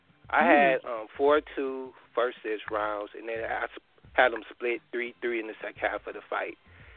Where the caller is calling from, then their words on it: Detroit, Michigan, United States; I'm calling from Detroit.